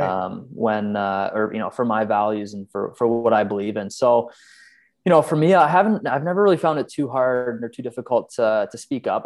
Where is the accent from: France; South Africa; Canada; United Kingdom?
Canada; moved away as an adult; now in Sweden; as a Canadian